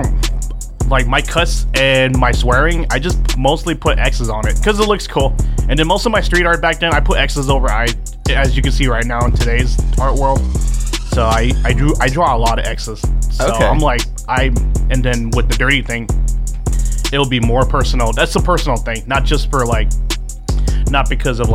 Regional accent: Henderson, Nevada, United States; I come from Vegas. I come from Henderson, you know, the cul-de-sac developmental spot. Vegas native

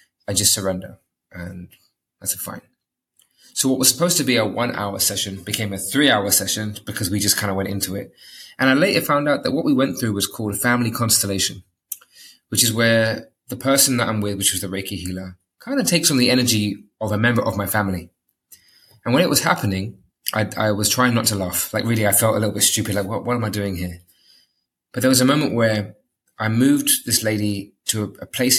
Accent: London, United Kingdom; moved away as an adult; now in Dubai, United Arab Emirates; I was brought up in London

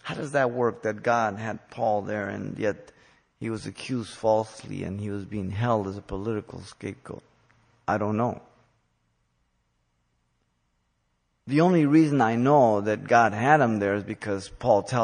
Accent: United States; We as American Christians

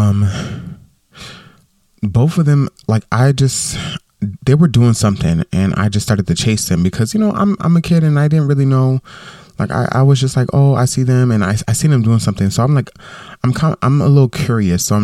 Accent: Westside, Florida, United States; moved away; I grew up in Westside, which is a neighborhood, you know, that I grew up

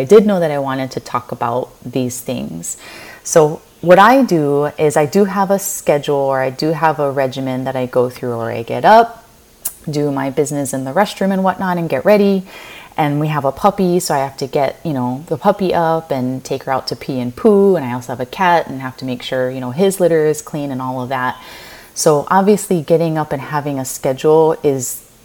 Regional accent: Kauai, Hawaii, United States; now in Honolulu, United States; I am a local girl from the island of Kauai, born and raised in Hawaii.

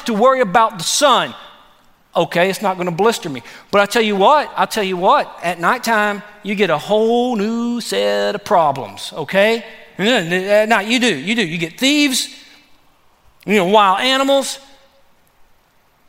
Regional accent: Texas, United States; I'm from Texas

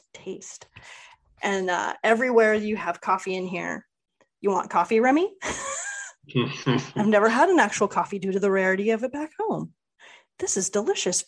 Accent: Southern California, United States; being from Southern California, I grew up on In-N-Out

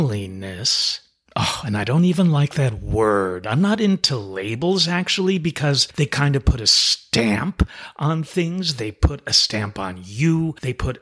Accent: New York City, New York, United States; I'm originally from New York City

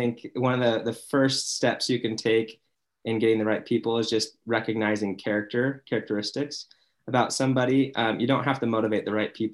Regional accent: Mesa, Arizona, United States; now in Utah, United States; I'm from Mesa, Arizona, now in Utah. It's my adopted home.

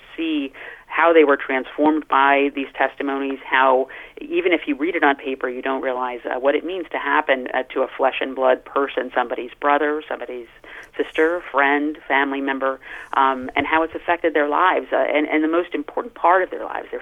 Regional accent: United States; We come from America where our Catholicism is of a particular kind

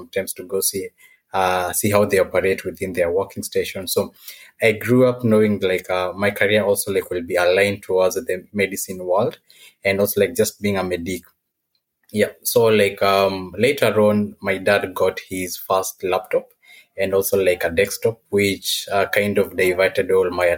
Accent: Nairobi, Kenya; now in Mombasa, Kenya; I'm from Nairobi, Kenya

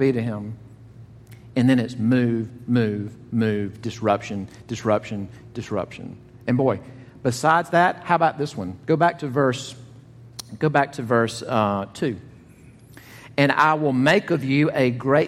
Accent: the South, United States; accent: southern; if you think I have a southern accent, I'm from Buffalo, New York

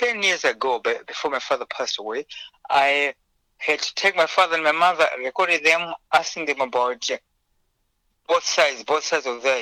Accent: Zimbabwe; English is a second language; moved away as an adult; now in United Kingdom; I was born in Zimbabwe. That's where I grew up. And I came over to the UK at the age of 26.

